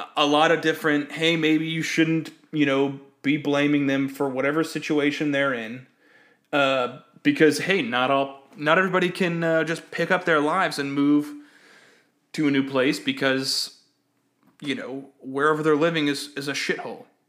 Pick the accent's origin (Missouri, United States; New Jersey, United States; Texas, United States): Texas, United States; when I was growing up in Texas